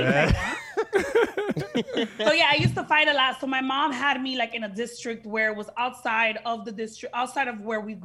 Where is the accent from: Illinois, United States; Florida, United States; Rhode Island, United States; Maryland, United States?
Florida, United States; Miami Gardens; Miami's where I'm from Carroll City